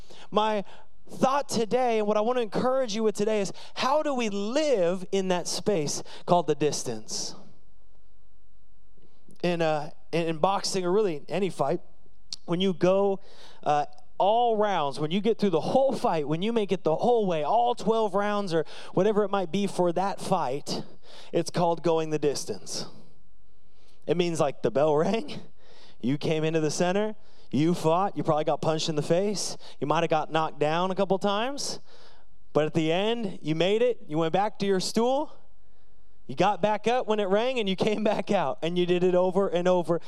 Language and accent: English; United States; I am the American that they warned everybody about.